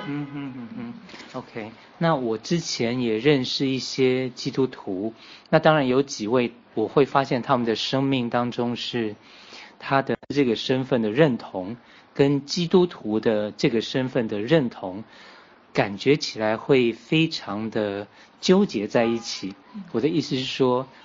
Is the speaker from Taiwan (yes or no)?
yes; Taiwan; 因为像我是台湾来的嘛